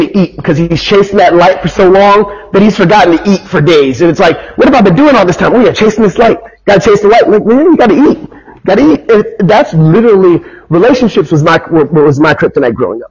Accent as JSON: {"language": "English", "country": "United States", "tie": "born or raised there", "said": "growing up as an American teenager"}